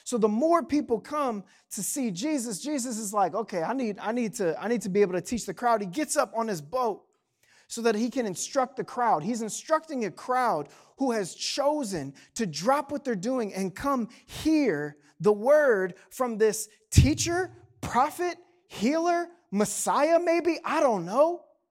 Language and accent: English; Canal Fulton, Ohio, United States; Like despite growing up in Canal Fulton, I know what you're thinking, but like only like 40% of us drove tractors to school.